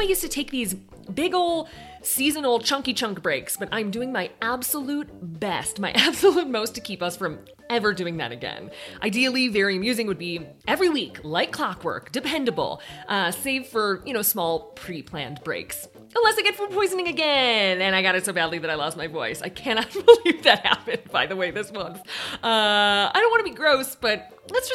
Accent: Illinois, United States; As a Midwesterner, I had never seen a mountain this big. I mean, I'm from Illinois.

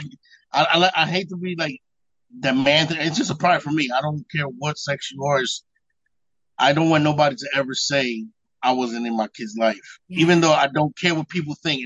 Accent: Trenton, New Jersey, United States; Born and raised in Trenton, New Jersey, Mercer Hospital, which doesn't exist no more

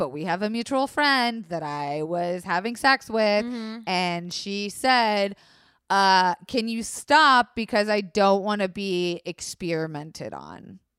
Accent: Florida, United States; Public school in Florida

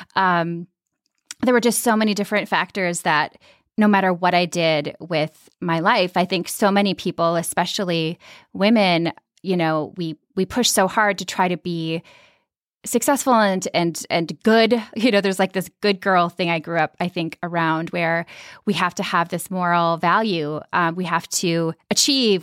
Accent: Minnesota, United States; I grew up in Minnesota and in a really kind of like quiet Scandinavian suburban community

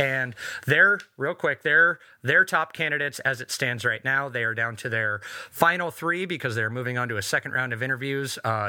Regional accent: Portland, Oregon, United States; born or raised there

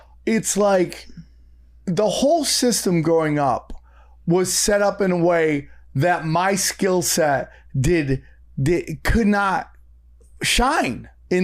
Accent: Syracuse, New York, United States; it's my hometown, is the market big enough to sustain? Because where is this? Upstate New York.

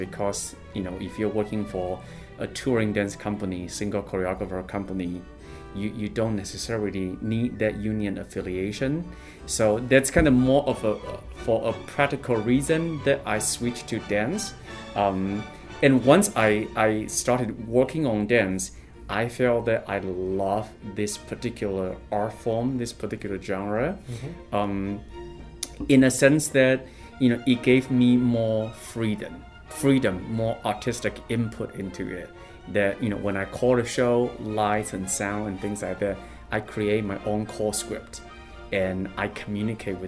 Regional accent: China; moved away as an adult; also born or lived in Urbana-Champaign, Illinois / New York / Singapore / San Francisco; now in Chicago, United States; I was born and raised in China. I came to the States in 2008

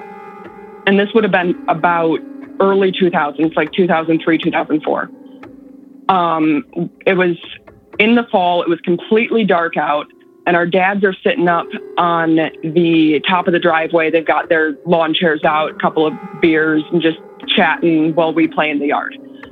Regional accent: Northern Illinois, United States; now in San Antonio, United States; from Northern Illinois, where I grew up

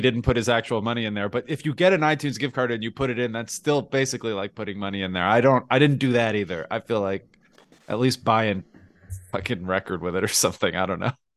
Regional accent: New Jersey, United States; moved away; we're all from New Jersey

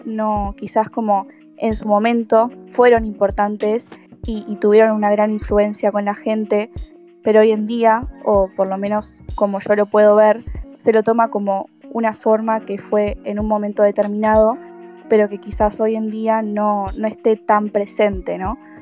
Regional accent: Argentina; voy a la Universidad Nacional de La Plata y soy argentina.

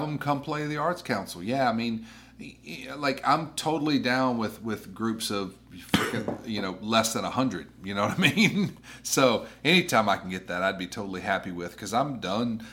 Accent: the South, United States; now that I'm in the South, and I mean, granted, I grew up in the South

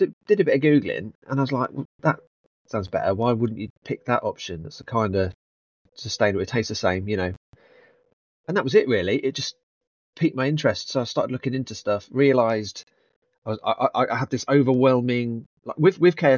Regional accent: Leicester, East Midlands, United Kingdom; moved away; also born or lived in London; growing up in Leicester, I did the youth theatre

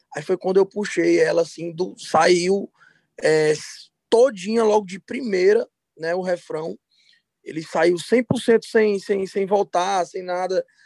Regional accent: Fortaleza, Ceará, Brazil; also born or lived in Teresina, Piauí; nasci em Teresina, Piauí, mas moro em Fortaleza desde os seis meses de idade

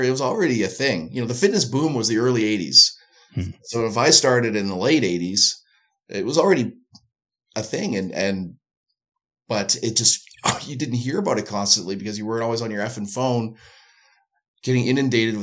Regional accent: Canada; now in Winnipeg, Canada; I'm Canadian

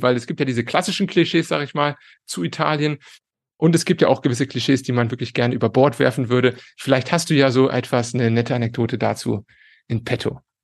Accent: Cologne, North Rhine-Westphalia, Germany; moved away as an adult; now in Italy; ich bin Kölner

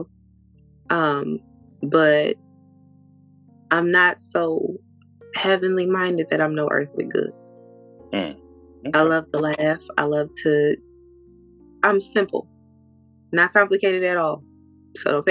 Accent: Grand Rapids, Michigan, United States; I am from Grand Rapids, Michigan. Close to Detroit.

